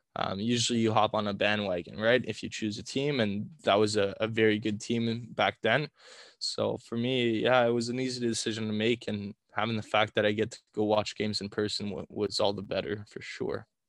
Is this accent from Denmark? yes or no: no; Ottawa, Ontario, Canada; we're from Ottawa